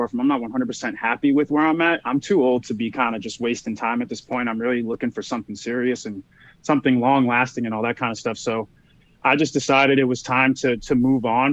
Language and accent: English; Boston, Massachusetts, United States; moved away; I'm from Boston originally